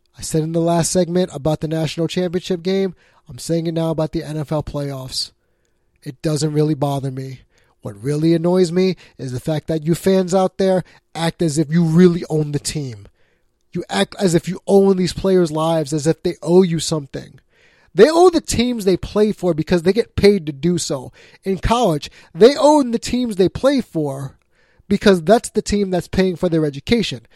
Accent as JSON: {"language": "English", "region": "New York", "country": "United States", "said": "I'm a New Yorker"}